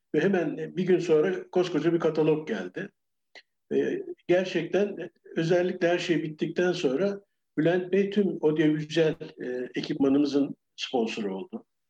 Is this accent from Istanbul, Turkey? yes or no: no; Ankara, Turkey; moved away as an adult; also born or lived in London, United Kingdom / Geneva, Switzerland; now in Bodrum, Turkey; Ben e, Ankara'da doğdum